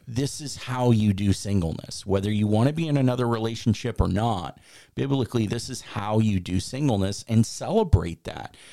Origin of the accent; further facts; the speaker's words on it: Chicago, Illinois, United States; now in Florida, United States; I grew up in Chicago